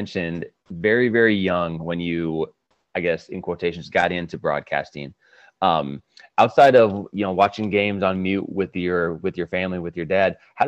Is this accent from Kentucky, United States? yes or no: no; Iowa, United States; obviously Brian and I grew up here in Iowa